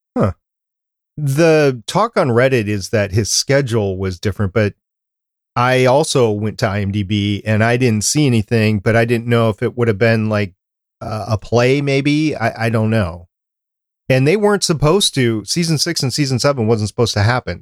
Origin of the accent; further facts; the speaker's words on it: Minnesota, United States; accent: slight Canadian; also born or lived in Brooklyn, New York; I don't have that accent because I was, grew up, I, from Minnesota